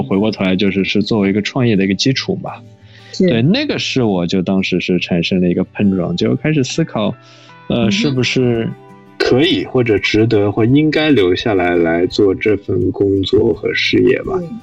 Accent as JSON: {"language": "Chinese", "region": "Shanghai", "country": "China", "tie": "born or raised there", "also_born_or_lived": "Princeton, United States", "moved": "as an adult", "said": "我是上海，读公校长大，然后高中其实读的是复旦附中"}